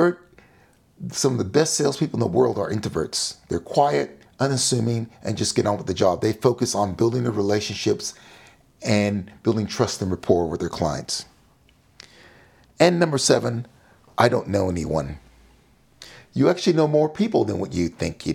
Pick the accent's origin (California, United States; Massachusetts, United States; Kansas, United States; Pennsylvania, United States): California, United States; Sacramento; When I was growing up in Sacramento, California, as a young child